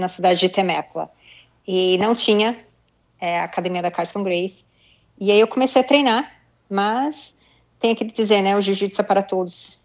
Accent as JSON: {"language": "Portuguese", "country": "Brazil", "also_born_or_lived": "Japan", "moved": "as an adult", "said": "eu sou brasileira, meu pai é japonês"}